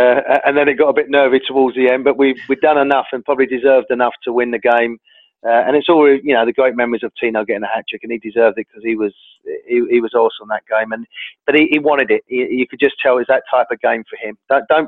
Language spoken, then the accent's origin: English; London, United Kingdom; also born or lived in Newcastle; I'm born and bred in London and London's my place